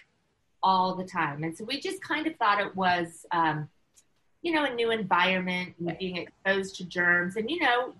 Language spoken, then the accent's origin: English; United States; moved away as an adult; also born or lived in China; I was living in China, you know, which was challenging as an American